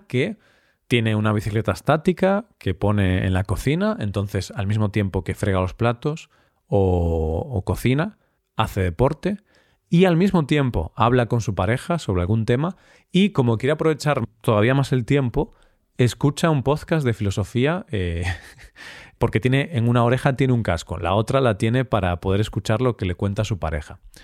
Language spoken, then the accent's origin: Spanish; Galicia, Spain; somos los gallegos, los habitantes de Galicia